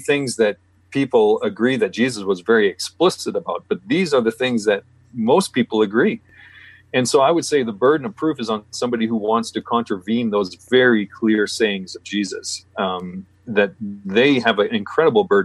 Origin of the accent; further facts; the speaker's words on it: Canada; also born or lived in British Columbia; I'm Canadian